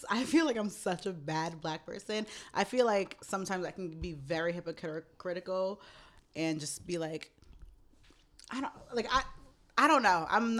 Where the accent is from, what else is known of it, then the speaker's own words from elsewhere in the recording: New York City, New York, United States; I'm from Jamaica State.